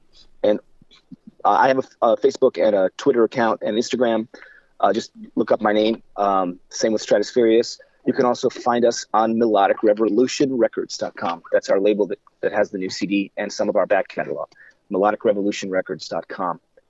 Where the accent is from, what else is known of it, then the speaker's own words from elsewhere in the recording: Midwest, United States; I grew up in the Midwest. I'm an Indians fan. As heartbreaking as that is.